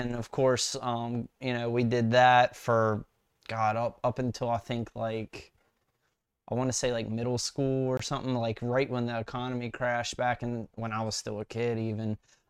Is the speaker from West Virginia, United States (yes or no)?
yes; West Virginia, United States; But yeah, so when I moved out from West Virginia to Salisbury, Maryland, mm-hmm. I graduated high school